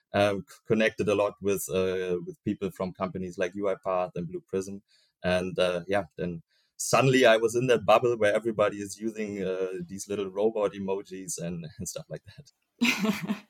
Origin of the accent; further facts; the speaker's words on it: Berlin, Germany; I was born in Berlin, currently also uh, working in Berlin for CM.com